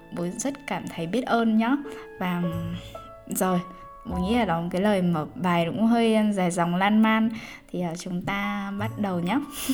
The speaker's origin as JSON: {"language": "Vietnamese", "country": "Vietnam", "moved": "yes", "said": "mình vẫn là người việt"}